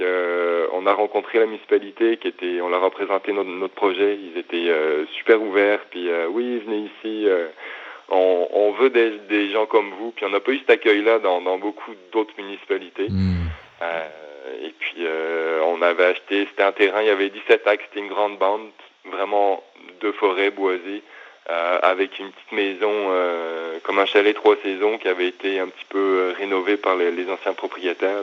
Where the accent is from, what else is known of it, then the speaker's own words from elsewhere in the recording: the Alps, France; moved away as an adult; also born or lived in Montreal, Canada; now in Quebec, Canada; je viens des Alpes